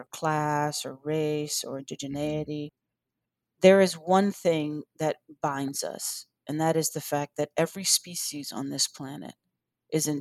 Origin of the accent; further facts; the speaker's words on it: Washington, District of Columbia, United States; also born or lived in North Carolina; now in Chapel Hill, United States; I grew up in Washington, D.C. I spent my summers in North Carolina with my grandmother.